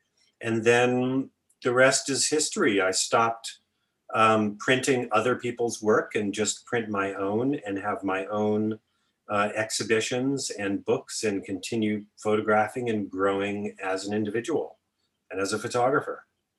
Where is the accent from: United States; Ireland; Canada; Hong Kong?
United States; Oregon; So I went to my home state school, which was University of Oregon